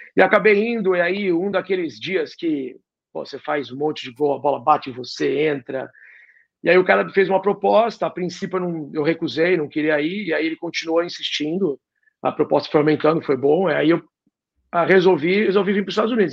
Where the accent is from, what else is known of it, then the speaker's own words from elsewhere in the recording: Santos, São Paulo, Brazil; moved away as an adult; also born or lived in San Diego / Milwaukee / Detroit / Philadelphia; now in United States; eu sou de Santos